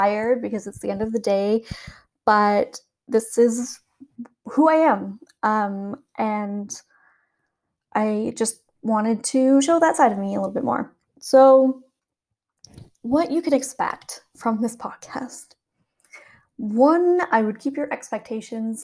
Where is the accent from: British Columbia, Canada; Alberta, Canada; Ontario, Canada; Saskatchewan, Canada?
Alberta, Canada; Calgary; now in Worthing, United Kingdom; I'm originally from Calgary, Canada